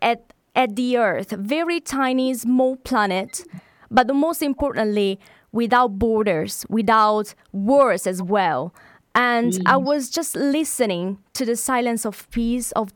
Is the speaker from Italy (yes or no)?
yes; Italy; now in United Kingdom; In the UK, we are like 700,000 of Italians.